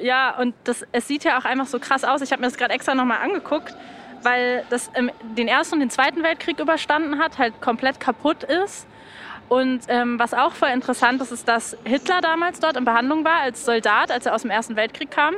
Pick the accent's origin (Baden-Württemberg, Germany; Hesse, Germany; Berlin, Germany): Berlin, Germany; das hat man sich als Kinder erzählt in Berlin